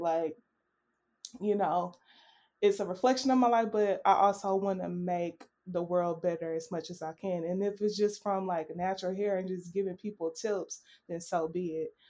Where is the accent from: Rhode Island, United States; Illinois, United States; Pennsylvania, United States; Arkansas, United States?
Arkansas, United States; Little Rock; moved away; I am originally from Little Rock, Arkansas, which is also another small town.